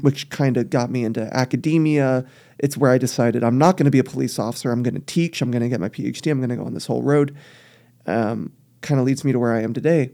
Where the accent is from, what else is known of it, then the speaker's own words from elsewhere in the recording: South Texas, United States; I grew up in South Texas